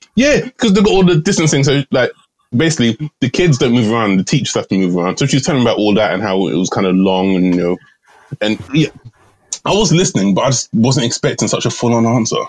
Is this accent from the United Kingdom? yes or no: yes; England, United Kingdom; Repping jolly old England